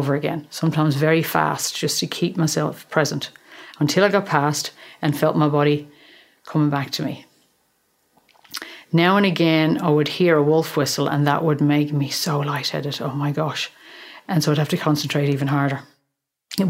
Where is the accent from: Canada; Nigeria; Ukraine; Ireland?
Ireland; Dublin, Leinster; accent: Irish; moved away as an adult; also born or lived in London; now in Australia; I grew up in Dublin